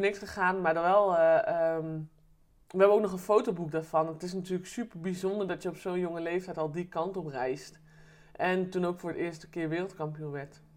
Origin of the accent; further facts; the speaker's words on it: Eerbeek, Gelderland, Netherlands; also born or lived in Deventer; ik ben geboren in Deventer. En mijn ouders zijn weer verhuisd naar Eerbeek